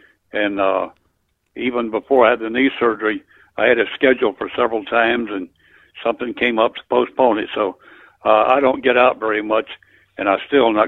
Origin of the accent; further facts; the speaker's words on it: Georgia, United States; born there; now in Central Florida, United States; No, I was born in South Georgia, in Colquitt County, Georgia, in an old farmhouse between Moultrie and Norman Park, Georgia.